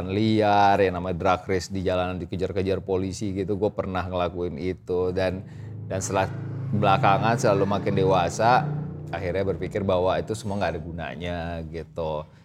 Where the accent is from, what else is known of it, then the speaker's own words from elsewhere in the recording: Riau, Indonesia; born there; gua kan lahir kan di Riau di kota kecil yang which is Eh, mostly itu kita semua di sana naik motor dibanding naik mobil.